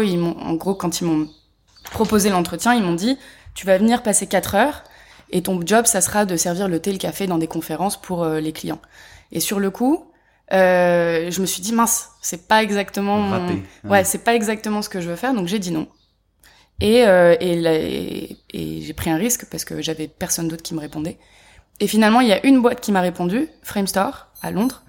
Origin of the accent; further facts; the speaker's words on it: Paris, Île-de-France, France; je suis née à Paris. J'ai grandi à Paris